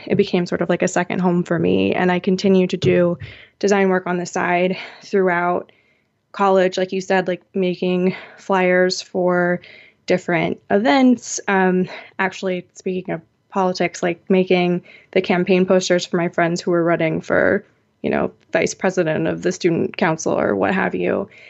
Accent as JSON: {"language": "English", "town": "Seattle", "region": "Washington", "country": "United States", "tie": "born or raised there", "said": "my hometown of Seattle"}